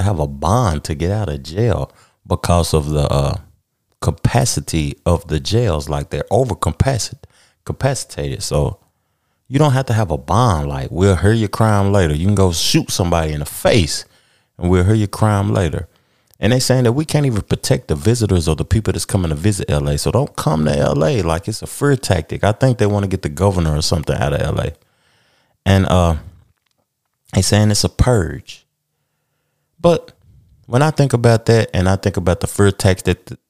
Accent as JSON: {"language": "English", "region": "Tennessee", "country": "United States", "tie": "born or raised there", "said": "my hometown, Tennessee"}